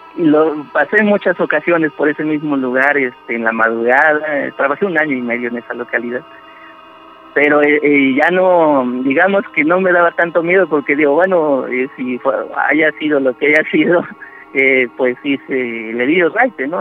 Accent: Xalapa, Veracruz, Mexico; Yo soy originario de Jalapa, Veracruz

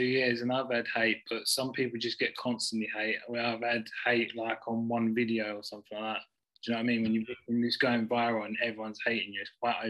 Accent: Essex, East of England, United Kingdom; also born or lived in Devon / Leicestershire; now in Hinckley, United Kingdom; Yeah, from Devon. I'm from Essex originally.

